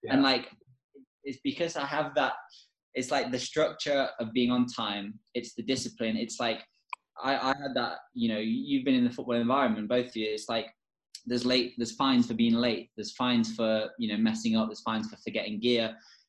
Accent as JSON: {"language": "English", "region": "England", "country": "United Kingdom", "tie": "born or raised there", "said": "when I was in the academy and growing up in England"}